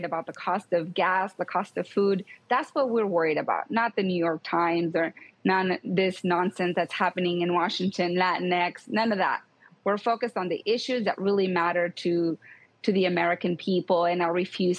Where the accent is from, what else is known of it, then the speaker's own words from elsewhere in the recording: Mexico; now in United States; I'm an immigrant. I'm from Mexico.